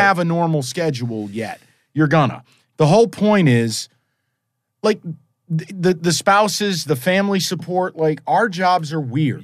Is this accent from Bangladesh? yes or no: no; East Coast, United States; I'm from the East Coast